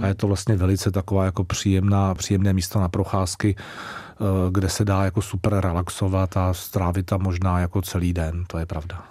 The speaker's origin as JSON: {"language": "Czech", "region": "Prague", "country": "Czechia", "tie": "born or raised there", "moved": "as an adult", "lives_now": "Úvaly, Czech Republic", "said": "jsem Žižkovák, já jsem strávil celé Aha. dětství na Žižkově, takže já jsem Žižkovský kluk"}